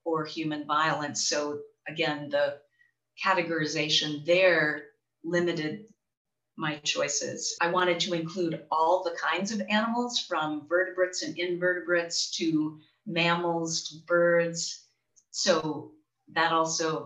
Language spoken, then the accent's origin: English; Charlevoix, Michigan, United States; now in West Michigan, United States; my hometown in Charlevoix in northern Michigan